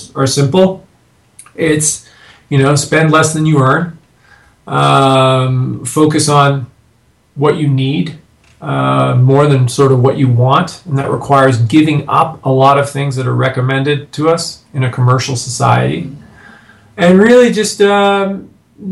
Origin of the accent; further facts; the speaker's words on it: Canada; now in United States; I'm a Canadian living in the States now.